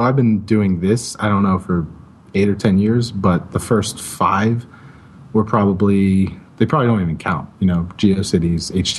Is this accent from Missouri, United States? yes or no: no; Pittsburgh, Pennsylvania, United States